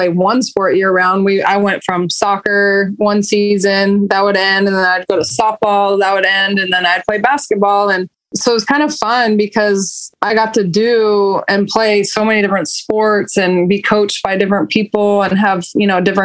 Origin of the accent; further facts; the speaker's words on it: Roseville, California, United States; I grew up in Roseville, California, which is Northern California near the capital of Sacramento